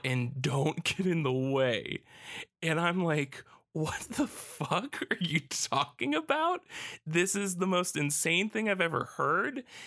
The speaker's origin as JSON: {"language": "English", "country": "United States", "said": "as an American"}